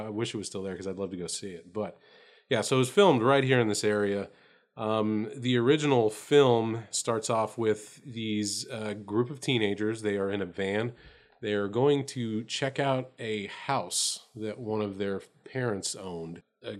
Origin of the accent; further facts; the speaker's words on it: Texas, United States; we're from Texas